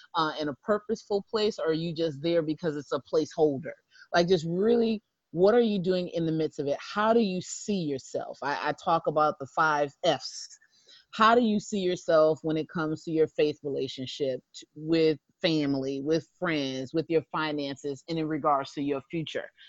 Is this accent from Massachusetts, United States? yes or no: yes; Springfield, Massachusetts, United States; I'm from Springfield, Massachusetts.